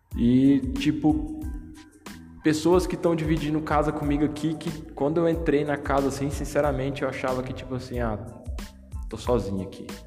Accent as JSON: {"language": "Portuguese", "country": "Brazil", "moved": "as an adult", "lives_now": "Portugal", "said": "eu vim do Brasil no momento em que eu tinha tudo para continuar no Brasil, tinha uma casa, tinha um trabalho bom"}